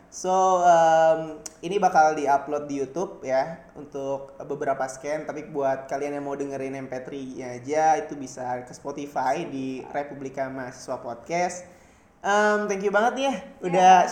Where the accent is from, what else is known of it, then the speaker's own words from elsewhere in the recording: Jakarta, Indonesia; moved away as an adult; now in Jatinangor, Indonesia; gua anak Jakarta